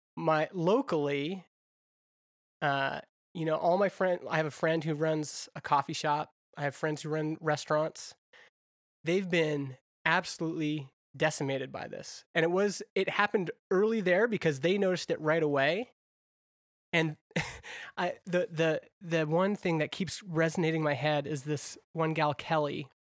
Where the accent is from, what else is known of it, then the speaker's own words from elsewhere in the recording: Alberta, Canada; I grew up in Alberta